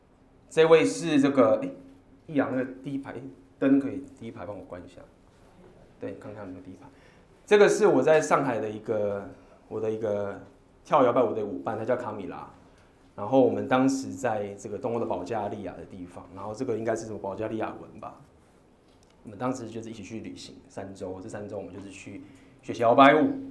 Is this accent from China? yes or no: no; Taiwan; 我说我是台湾人。